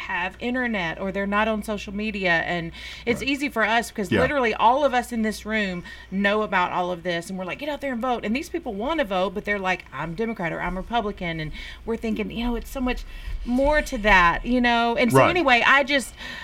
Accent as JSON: {"language": "English", "region": "Mississippi", "country": "United States", "said": "I'm from Mississippi now"}